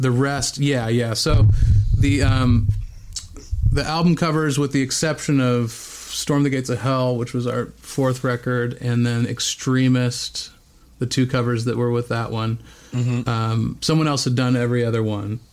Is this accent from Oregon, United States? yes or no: yes; Bend, Oregon, United States; moved away; also born or lived in Whittier, California; I was born in Southern California, in Whittier, California, but only lived there for okay. about a year before we moved to Bend, Oregon.